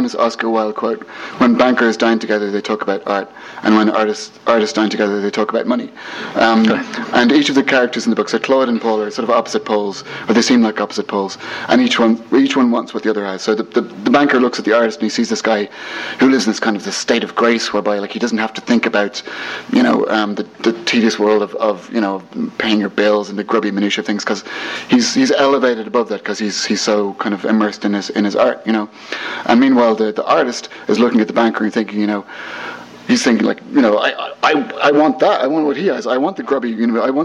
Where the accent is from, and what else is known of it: Ireland